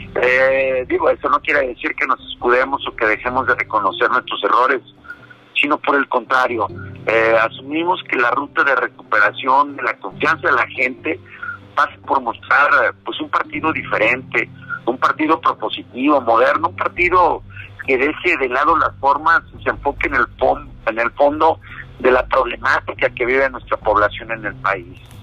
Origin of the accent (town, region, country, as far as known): Mexico